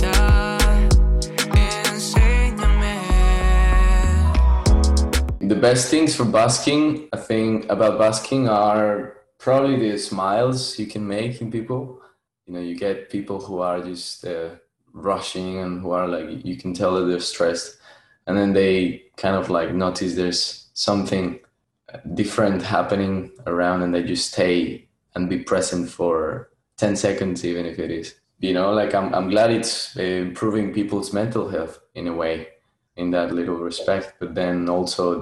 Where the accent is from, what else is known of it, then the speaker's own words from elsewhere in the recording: Bogotá, Bogotá Capital District, Colombia; moved away as an adult; now in Melbourne, Australia; I come from Colombia. I'm from a town in the south of Bogota. Not town, like a suburb.